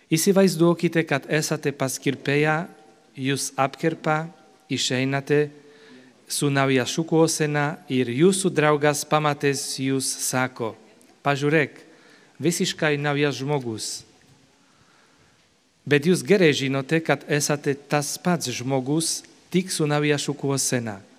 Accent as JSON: {"language": "Lithuanian", "country": "Slovakia", "moved": "yes", "said": "esu iš Slovakijos vynuogino krašto"}